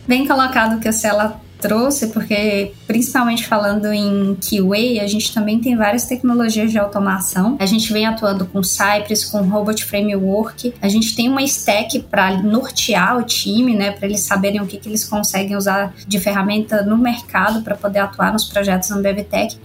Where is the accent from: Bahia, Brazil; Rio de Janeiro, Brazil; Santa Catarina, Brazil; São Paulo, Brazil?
Bahia, Brazil; accent: Bahian; Eu sou baiana, acho que já dá para perceber pelo sotaque.